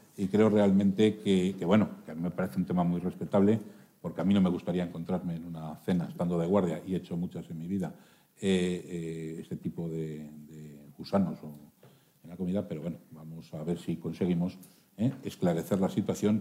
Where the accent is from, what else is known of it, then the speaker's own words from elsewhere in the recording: Burgos, Castile and León, Spain; como castellano y leonés, como burgalés y como médico